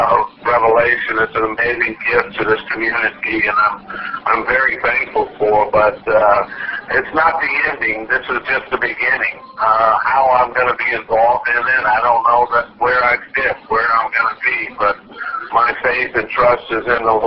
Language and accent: English; Biloxi, Mississippi, United States; downtown Biloxi, just a few blocks from where I grew up